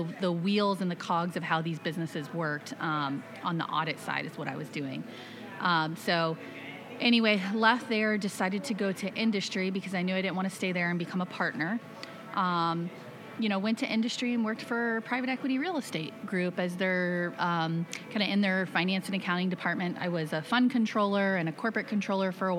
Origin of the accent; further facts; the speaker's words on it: Plant City, Florida, United States; I grew up in Florida, in Plant City, very humble beginnings